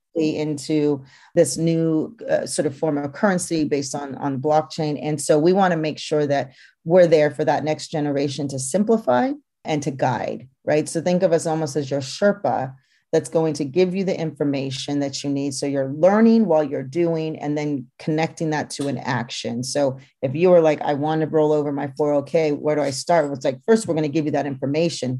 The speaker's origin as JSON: {"language": "English", "town": "Napa", "region": "California", "country": "United States", "tie": "born or raised there", "also_born_or_lived": "Brooklyn, New York", "moved": "yes", "lives_now": "New York, United States", "said": "my experience growing up in Napa, being third generation"}